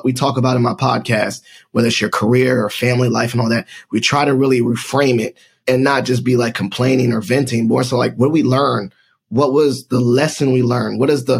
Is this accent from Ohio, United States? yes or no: no; Northern Virginia, United States; I grew up in Northern Virginia. I was born in my military brats, but we ended up in Northern Virginia, went to high school around here